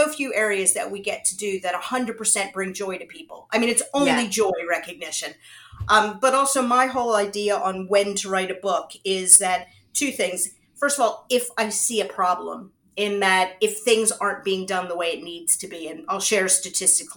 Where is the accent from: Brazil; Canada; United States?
United States; moved away as an adult; now in United Kingdom; So I am American. I was born in the US, and I started my career out in the US